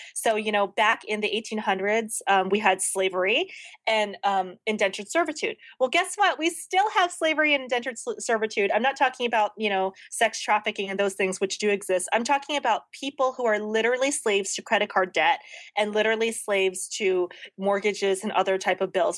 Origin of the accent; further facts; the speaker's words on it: the South, United States; now in Los Angeles, United States; I grew up in the South